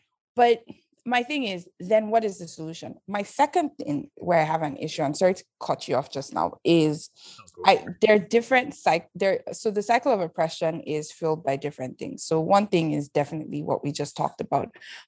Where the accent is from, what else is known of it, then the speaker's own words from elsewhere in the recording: Canada; I'm some girl from Canada who doesn't speak like them. I might be able to switch to Pidgin sometimes, but they know the difference.